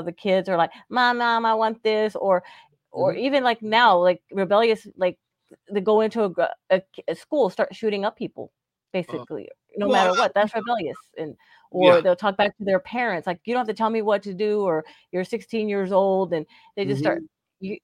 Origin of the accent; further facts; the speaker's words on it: Odessa, Texas, United States; where I live, my hometown, Odessa, Texas